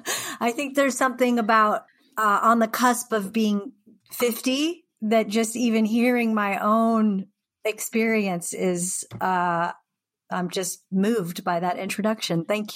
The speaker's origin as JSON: {"language": "English", "region": "Pacific Northwest", "country": "United States", "tie": "born or raised there", "said": "And then I found skateboarding as kind of an angsty teenager growing up in the Northwest."}